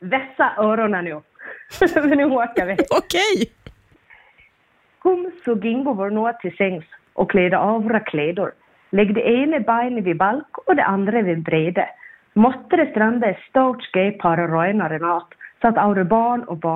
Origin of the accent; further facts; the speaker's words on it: Gotland, Sweden; jag är ju från Gotland och, det, och pratar lite olika dialekter tänkte jag idag, eller fokuserar på gotländskan.